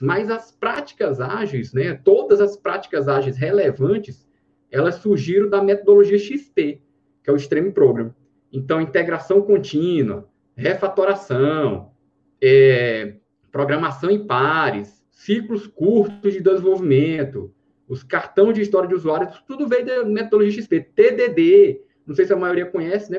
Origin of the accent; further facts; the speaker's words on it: Floriano, Piauí, Brazil; moved away as an adult; also born or lived in Teresina, Brazil; now in Brasília, Brazil; Sou, sou piauiense, é, morei em Floriano, estudei no IFP